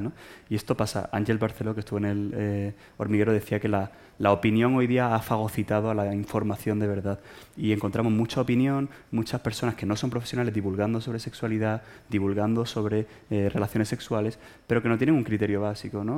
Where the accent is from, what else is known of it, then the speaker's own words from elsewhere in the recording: Málaga, Andalusia, Spain; moved away as an adult; now in Madrid, Spain; soy expatriado, soy de Málaga y estoy expatriado aquí en Madrid desde hace 13 años